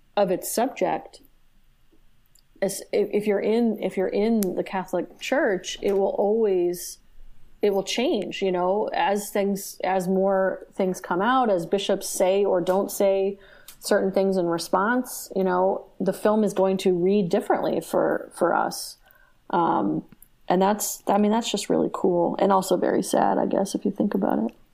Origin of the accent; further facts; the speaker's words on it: United States; watching it as an American